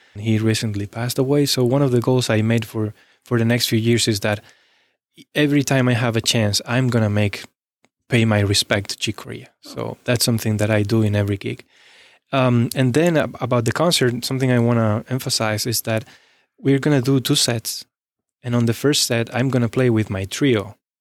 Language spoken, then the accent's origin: English; Spain; moved away as an adult; also born or lived in Texas; now in Cincinnati, United States; I left my hometown when I was eighteen